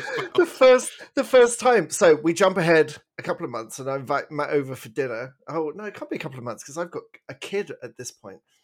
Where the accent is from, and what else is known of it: England, United Kingdom; moved away as an adult; now in Canada